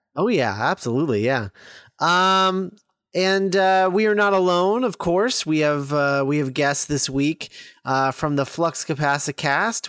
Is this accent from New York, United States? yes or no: no; Texas, United States; I was born in Texas, too, and I'm not quite that Texan.